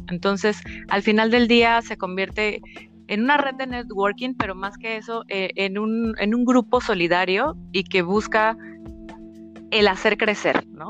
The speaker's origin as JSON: {"language": "Spanish", "country": "Mexico", "tie": "born or raised there", "moved": "as an adult", "lives_now": "Paris, France", "said": "como buena mexicana, ¿no? Después de estar 31 años viviendo por allá"}